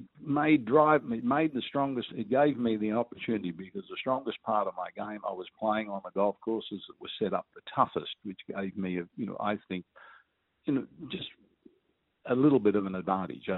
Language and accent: English; Perth, Western Australia, Australia; growing up in Perth